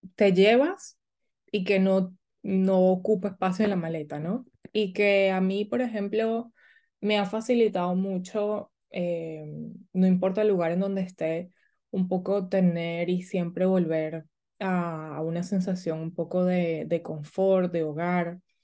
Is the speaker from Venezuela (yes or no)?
yes; Caracas, Capital District, Venezuela; moved away as an adult; also born or lived in Houston, United States; now in Barcelona, Spain; nací en Caracas y mm, eh, mi familia es, es italiana